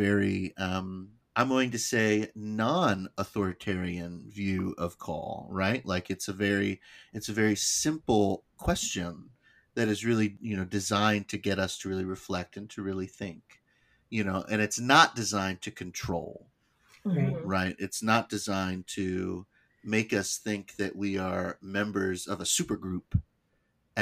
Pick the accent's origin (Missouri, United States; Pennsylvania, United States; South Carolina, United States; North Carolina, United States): Pennsylvania, United States; moved away as an adult; now in Virginia, United States; I'm from Pennsylvania. I'm from the Susquehanna Annual Conference